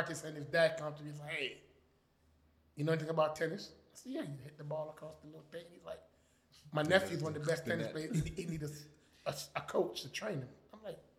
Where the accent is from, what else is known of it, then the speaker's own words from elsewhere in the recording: United States; growing up in America where all our sports is so aggressive